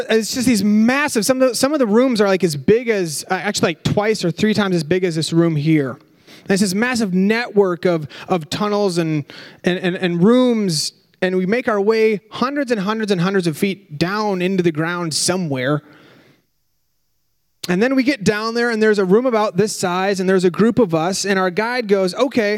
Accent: Minnesota, United States; We're from Minnesota

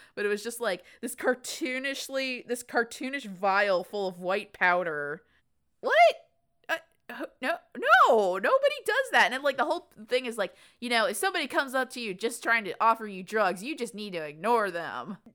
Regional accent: the South, United States; growing up in the South

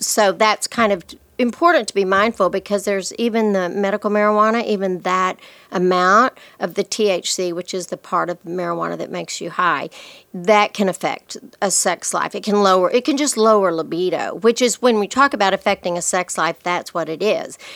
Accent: Lubbock, Texas, United States; I'm from Lubbock

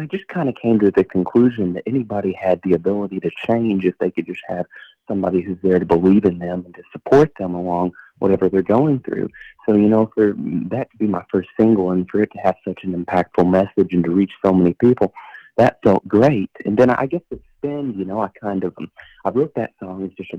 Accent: Somerset, Kentucky, United States; So I've been born and raised in Somerset, Kentucky, which is about 2.5 hours away from Nashville.

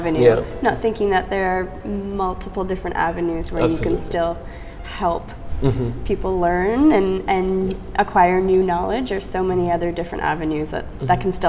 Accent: Timmins, Ontario, Canada; moved away as an adult; now in Ottawa, Canada; I'm from Timmins.

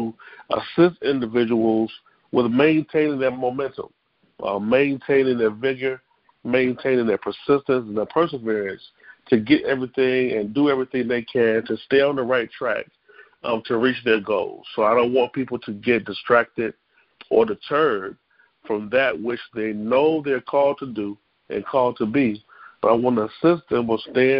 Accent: Columbia, South Carolina, United States; I'm actually from Columbia, South Carolina

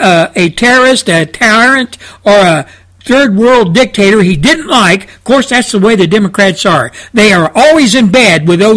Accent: United States; my home country of the United States of America

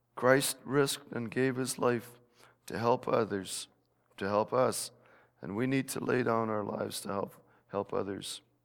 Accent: Netherlands; moved away; my home country of Holland

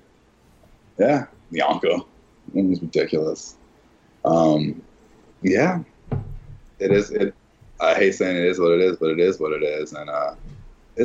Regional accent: Philadelphia, Pennsylvania, United States; I'm from Philly

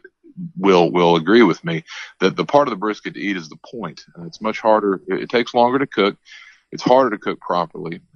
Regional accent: Texas, United States; my home state of Texas

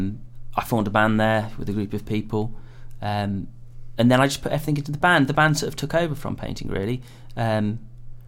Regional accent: England, United Kingdom; And we're all English

